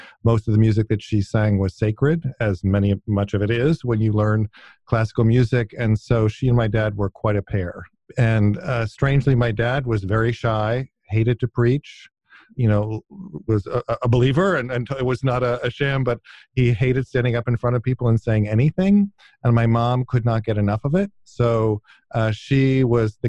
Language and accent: English; outside Ithaca, upstate New York, United States; also born or lived in Wilmington, Delaware / Western Pennsylvania; it's where I mainly grew up, and most of my childhood memories are from upstate New York. So outside of Ithaca, New York, in a small village in upstate New York